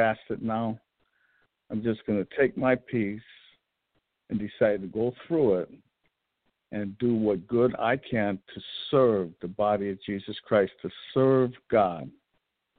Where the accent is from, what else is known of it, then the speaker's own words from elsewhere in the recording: United States; I'm an American